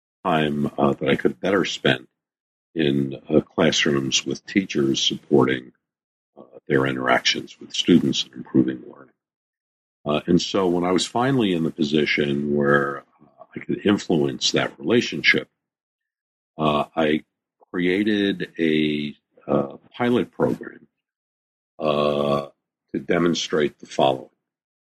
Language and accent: English; New York City, New York, United States; Yeah. Born and bred in the Bronx. I still live there. Been in the Bronx for 65 years.